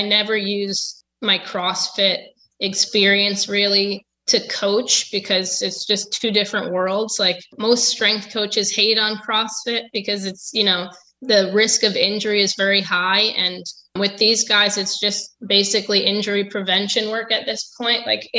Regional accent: Connecticut, United States; No, it wasn't. I'm from Connecticut.

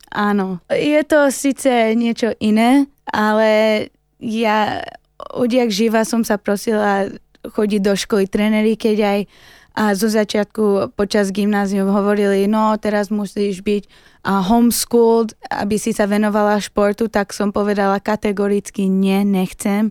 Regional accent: United States; now in Slovakia; som sa narodila tam, tam som vyrastla, ale som vyrastla ako normálna Slovenka bežná

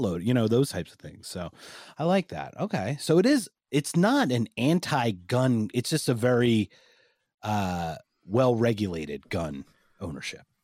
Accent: United States; I'm American

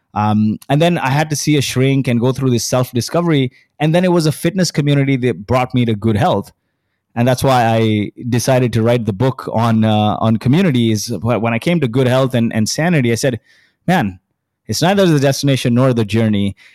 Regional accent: Kuwait; now in Dubai, United Arab Emirates; I was born in Kuwait.

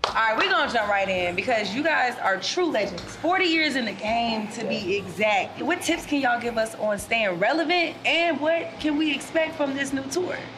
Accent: the South, United States; I come from the South too

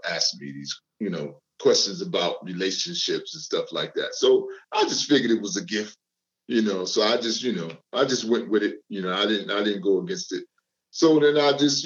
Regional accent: Newark, New Jersey, United States; I'm from Newark, New Jersey

